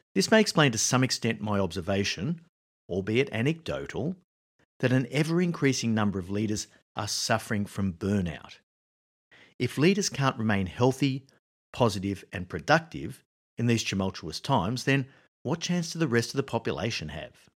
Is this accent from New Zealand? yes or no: no; Australia; moved away; I was living in Australia, my home country.